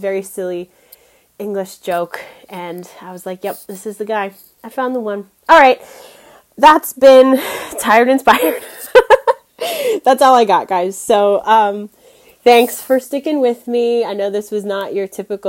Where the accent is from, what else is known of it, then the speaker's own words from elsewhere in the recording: New Hampshire, United States; moved away as an adult; also born or lived in Washington, D.C.; my hometown in the little state of New Hampshire